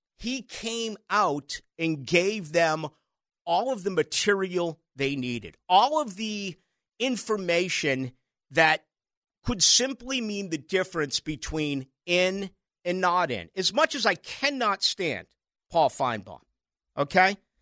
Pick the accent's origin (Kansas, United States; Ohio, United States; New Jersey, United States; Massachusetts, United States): Massachusetts, United States; Boston; moved away; growing up in Boston